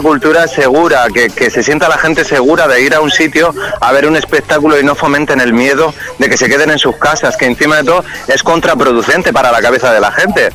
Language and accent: Spanish; Almería, Andalusia, Spain; moved away; yo estoy en Almería, ¿no? Estoy en mi tierra.